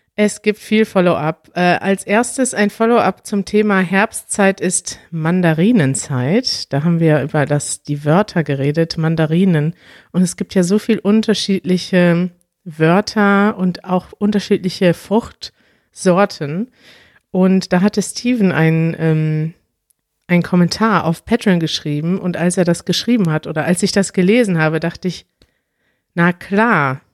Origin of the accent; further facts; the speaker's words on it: Germany; wir sind ja Deutsche